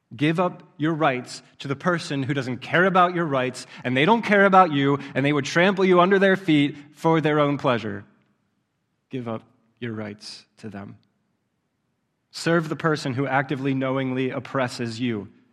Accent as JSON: {"language": "English", "region": "Southeast Pennsylvania", "country": "United States", "tie": "born or raised there", "said": "I grew up in Southeast Pennsylvania"}